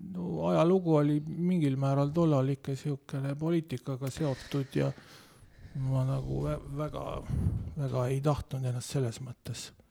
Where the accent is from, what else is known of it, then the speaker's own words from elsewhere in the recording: Otepää, Valga County, Estonia; ma kasvasin nagu maal